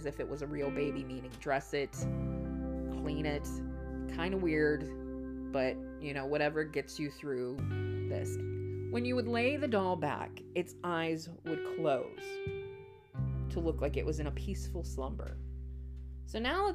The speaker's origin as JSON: {"language": "English", "region": "Texas", "country": "United States", "said": "as a Texan, as a person who has survived, barely, Texas summers"}